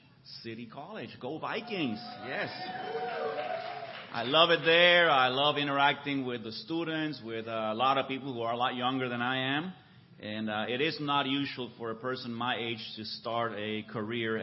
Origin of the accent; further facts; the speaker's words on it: Puerto Rico; moved away as an adult; also born or lived in San Francisco, California / Boston area, Massachusetts / Mexico City, Mexico; now in Orange County, United States; I was actually born in San Francisco. I'm a native Californian. I grew up in Puerto Rico, where I went to college and met my wife